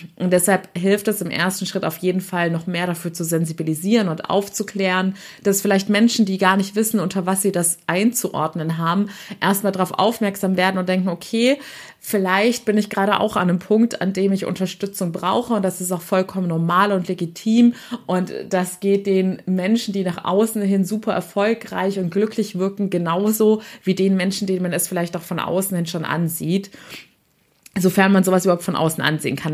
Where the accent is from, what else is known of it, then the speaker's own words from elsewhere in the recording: Waiblingen, Baden-Württemberg, Germany; moved away; wieder in meiner Heimatstadt Weibling bin